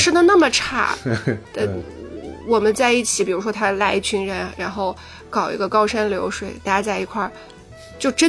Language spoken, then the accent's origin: Chinese; Shanghai, China; 我我肯定是。上海人了